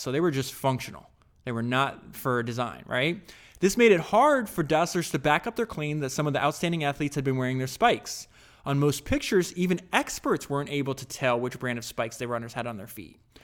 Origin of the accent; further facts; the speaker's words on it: United States; I grew up in America